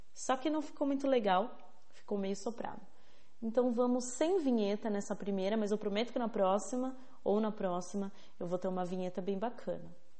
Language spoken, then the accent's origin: Portuguese; São Bernardo do Campo, São Paulo, Brazil; eu nasci em São Bernardo do Campo.